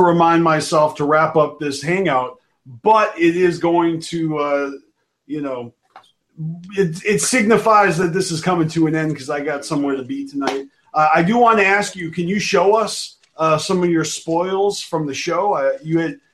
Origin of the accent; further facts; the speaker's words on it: Massachusetts, United States; I'm from Massachusetts. I'm in Detroit.